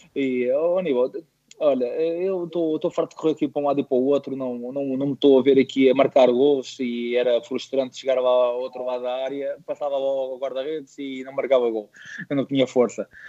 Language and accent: Portuguese; Montijo, Setúbal, Portugal; no clube da minha terra, no Montijo